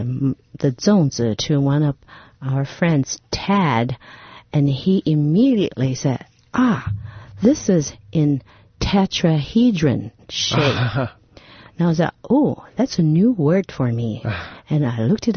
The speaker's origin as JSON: {"language": "English", "country": "Taiwan", "tie": "born or raised there", "moved": "yes", "said": "growing up in Taiwan."}